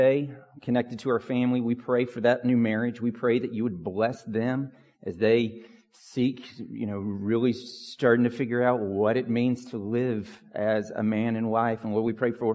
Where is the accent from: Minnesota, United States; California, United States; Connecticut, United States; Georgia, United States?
Georgia, United States; Pine Log; When I was a kid growing up in Pine Log, we did not have an address that had numbers